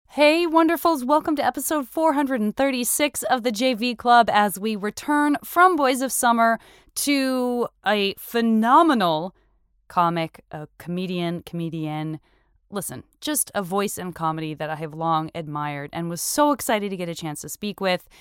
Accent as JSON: {"language": "English", "region": "Arizona", "country": "United States", "moved": "as an adult", "said": "I'm from Arizona"}